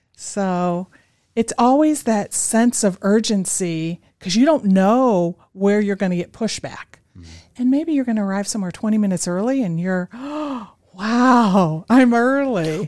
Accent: Chicago, Illinois, United States; moved away as an adult; also born or lived in New York City; now in Boise, United States; I grew up in the Chicago area

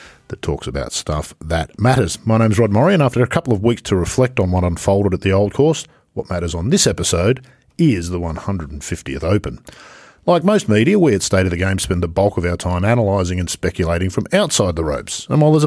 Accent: Australia; accent: Australian; I'm speaking Australian

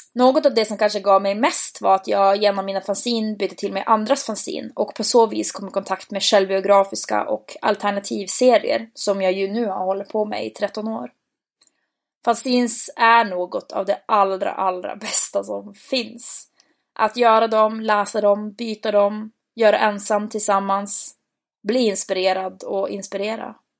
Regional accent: Bodø, Nordland, Norway; moved away as an adult; hemma i Bode

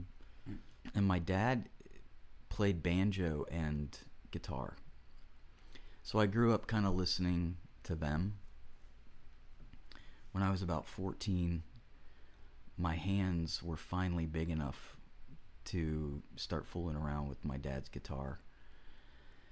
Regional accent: Florida, United States; also born or lived in Cincinnati, Ohio / Lynchburg, Virginia; And then by the time I was like 3 and a half, I was in Florida. So I grew up here.

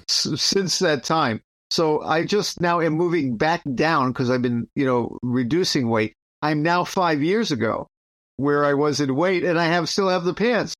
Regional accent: United States

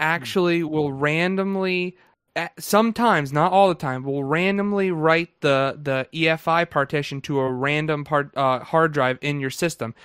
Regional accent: New Jersey, United States; accent: Jersey; the people up here say I have a Jersey accent. I don't think

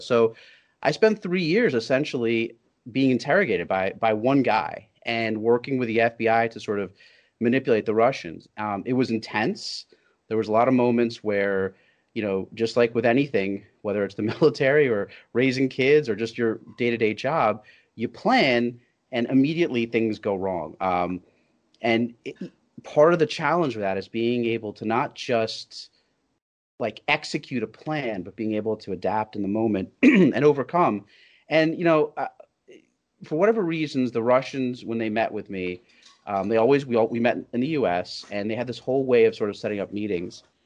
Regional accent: New York, United States; I'm very much a as you said a child of immigrants, but I'm also a New Yorker

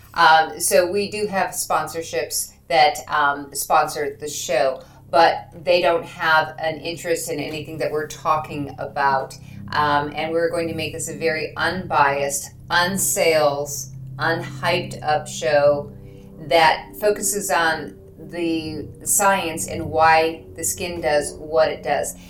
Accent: Michigan, United States; I am from Michigan.

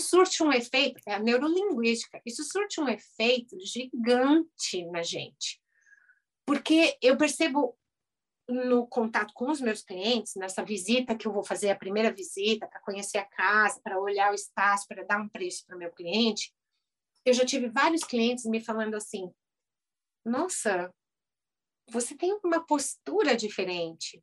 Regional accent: Brazil; moved away as an adult; now in United States; eu sou brasileira e lá no Brasil eu era cirurgião de, cirurgia dentista

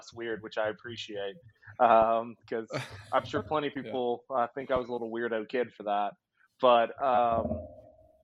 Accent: Monroe, Louisiana, United States; also born or lived in Memphis; now in Oklahoma City, United States; I'm from Monroe, Louisiana, which is the northern part of Louisiana.

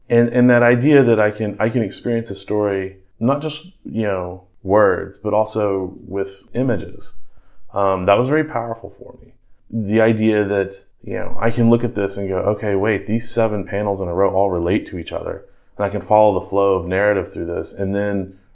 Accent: North Little Rock, Arkansas, United States; I grew up in Indian Hills in North Little Rock

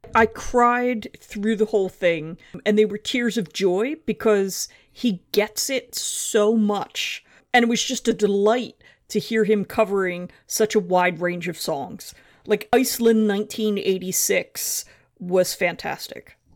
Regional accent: United States; now in London, United Kingdom; I'm an American living in London

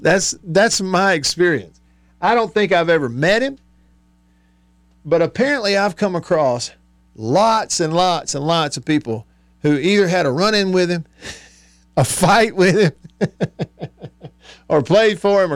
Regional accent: Tupelo, Mississippi, United States; Tupelo hosting West Point tomorrow night on the blue turf. And they're in my hometown.

